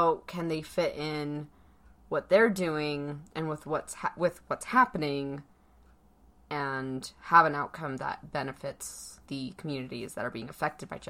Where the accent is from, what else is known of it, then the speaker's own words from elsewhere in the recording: Pomona, California, United States; now in Utah, United States; I grew up in Southern California, and murals were very much a huge part of the neighborhood that I grew up in Pomona